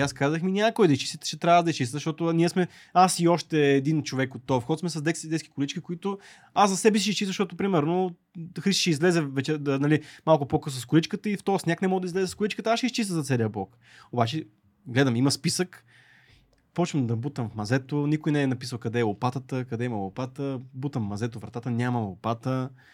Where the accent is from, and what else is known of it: Bulgaria